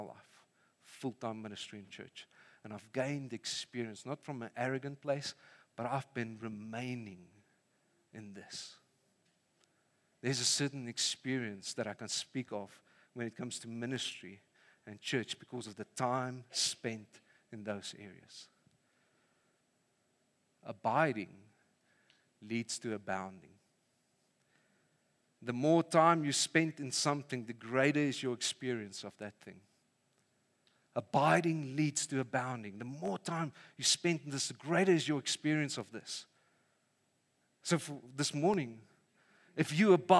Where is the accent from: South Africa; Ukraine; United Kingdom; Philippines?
South Africa; Vanderbijlpark, Gauteng; moved away; I grew up in Funabel Park